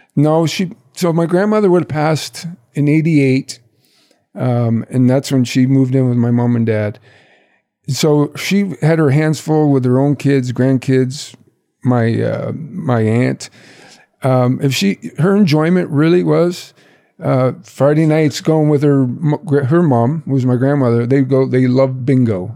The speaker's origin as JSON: {"language": "English", "town": "Brantford", "region": "Ontario", "country": "Canada", "tie": "born or raised there", "said": "my hometown of Brantford"}